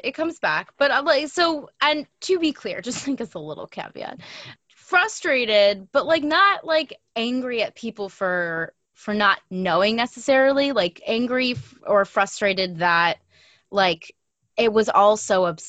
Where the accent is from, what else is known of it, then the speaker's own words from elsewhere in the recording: New York City, New York, United States; moved away as an adult; also born or lived in Montreal; now in Toronto, Canada; I am also not a native Torontonian. I'm from New York City, but I've been in Toronto for almost 6 years.